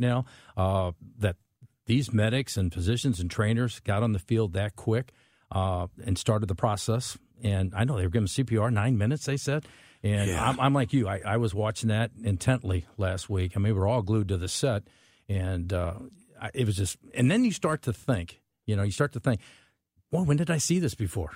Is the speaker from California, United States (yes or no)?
no; St. Charles, Missouri, United States; when I grew up in St. Charles